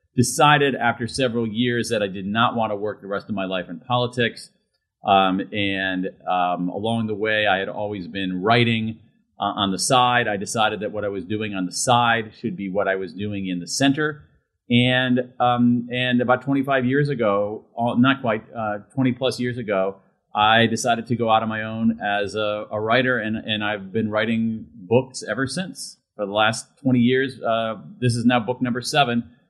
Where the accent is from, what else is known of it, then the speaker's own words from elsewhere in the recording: Columbus, Ohio, United States; I grew up in Central Ohio, Columbus, Ohio